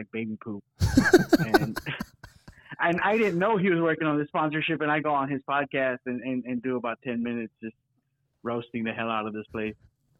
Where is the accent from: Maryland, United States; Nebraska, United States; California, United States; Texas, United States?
Texas, United States; no, I'm from Texas. We don't do baked beans down here.